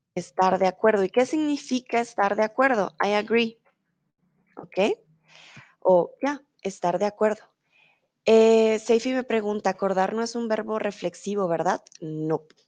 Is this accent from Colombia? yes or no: yes; Colombia; now in Germany; soy de Colombia, vivo comúnmente en Alemania, pero ahora estoy en México